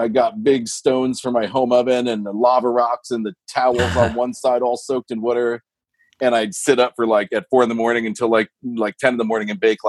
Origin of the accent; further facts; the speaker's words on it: Westchester, New York, United States; moved away as an adult; now in California, United States; I grew up in Westchester, New York, which is like an hour north of New York City, where that's where my parents are both from, New York City, suburbia.